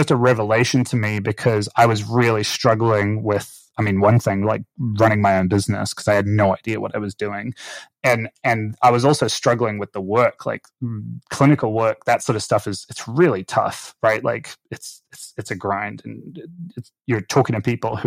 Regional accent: Auckland, New Zealand; moved away; I grew up in Auckland, New Zealand

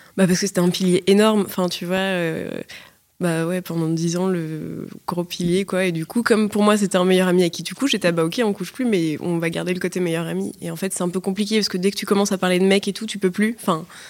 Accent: Paris, Île-de-France, France; je suis née, grandie à Paris

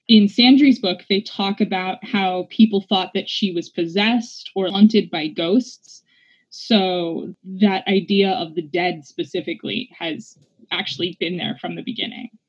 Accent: New Mexico, United States; also born or lived in Louisiana; I grew up in New Mexico, but I was born in Louisiana

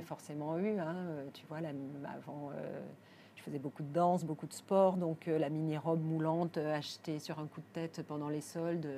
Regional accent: Arcachon, Nouvelle-Aquitaine, France; now in Paris, France; je suis née à Arcachon, hein, ma famille, je ne suis pas parisienne de naissance, ma, ma famille est de Gujan-Mestras, à côté d'Arcachon.

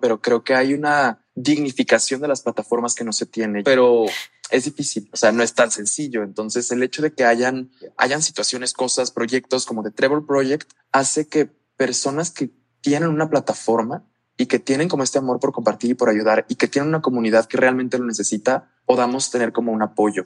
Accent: La Paz, Baja California Sur, Mexico; now in León, Mexico; yo crecí en La Paz, en la Baja

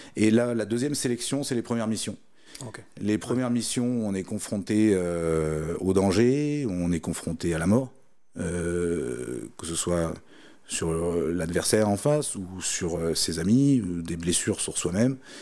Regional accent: Melun, Île-de-France, France; quand j'étais gamin, j'habitais à Melun à côté de Melun, il y a la forêt de Fontainebleau

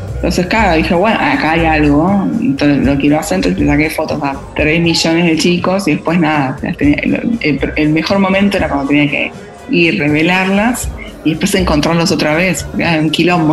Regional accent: Buenos Aires, Argentina; moved away as an adult; also born or lived in London; now in Amsterdam, Netherlands; nací en Buenos Aires, ciudad grande, viví en Londres, otra ciudad grande

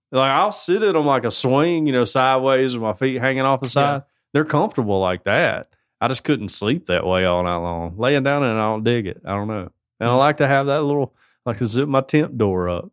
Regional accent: United States; I'm an American

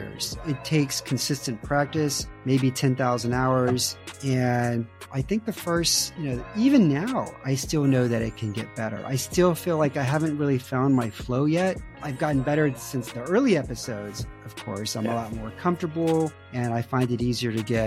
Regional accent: Houston, Texas, United States; moved away as an adult; now in Romania; Houston is where I grew up

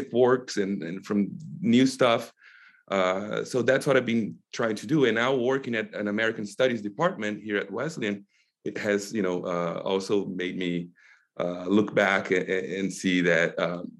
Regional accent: Brazil; moved away as an adult; now in United States; having been born and raised in Brazil, I went to college there and then came here for my PhD in 2011 and have been here since

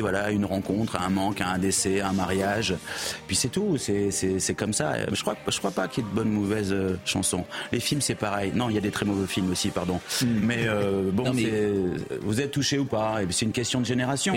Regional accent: Bordeaux, Nouvelle-Aquitaine, France; En tant que Bordelais

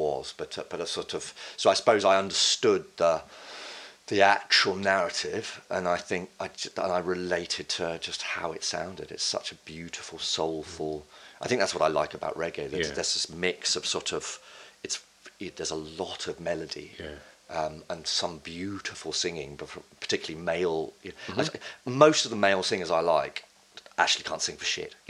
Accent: Bishop's Stortford, East of England, United Kingdom; also born or lived in Basildon; I was born in the north, actually, because my dad's from Newcastle, but I grew up in Bishop Stortford

